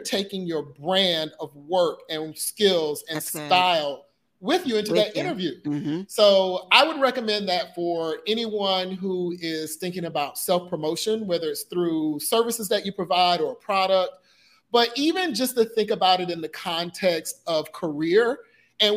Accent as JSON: {"language": "English", "region": "the South", "country": "United States", "moved": "yes", "lives_now": "Puerto Rico", "said": "I'm from the South"}